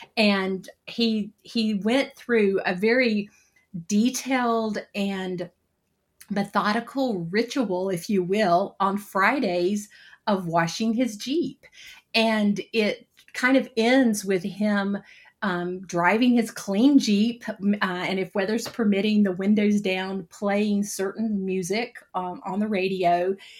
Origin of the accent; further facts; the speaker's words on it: High Point, North Carolina, United States; moved away as an adult; also born or lived in Nashville, Tennessee; I uh, relocated back to my hometown of High Point, North Carolina